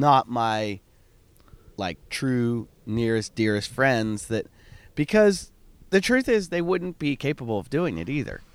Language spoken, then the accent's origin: English; Pittsburgh, Pennsylvania, United States; I grew up in Pittsburgh.